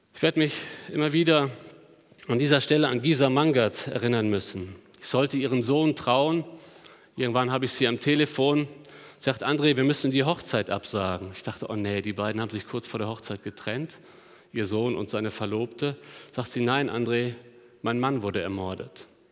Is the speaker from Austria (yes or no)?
no; Germany; Als, als Deutsche